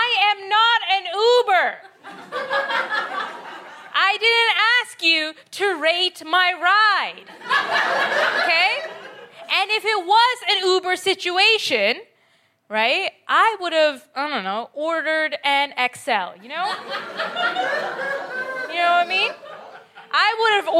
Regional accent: Canada; accent: Canadian; also born or lived in Bangladesh; now in United Kingdom; My accent is Canadian. I'm British, Bangladeshi, Canadian, actually

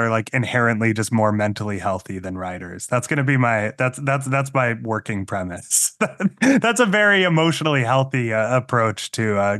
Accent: Massachusetts, United States; growing up in Massachusetts as a Mormon kid, you know, like made me kind of an outsider in some ways

